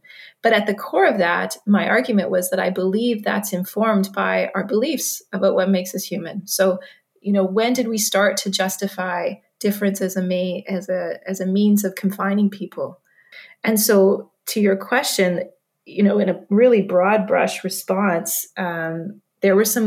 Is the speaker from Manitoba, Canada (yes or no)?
yes; Manitoba, Canada; moved away; I grew up in Manitoba